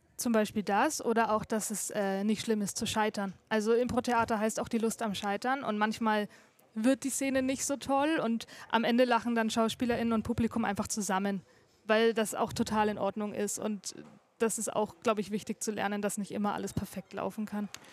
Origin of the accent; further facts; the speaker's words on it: Erlangen, Bavaria, Germany; Also ich komme aus R-Lang. Ich bin hier geboren und immer hier gewesen.